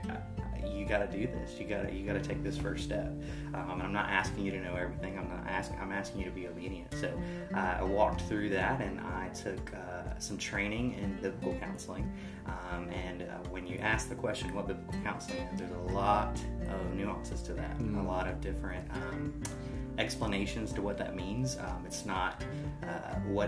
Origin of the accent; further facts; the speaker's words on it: Columbus, Georgia, United States; moved away as an adult; now in Brevard, United States; I am originally from Columbus, Georgia.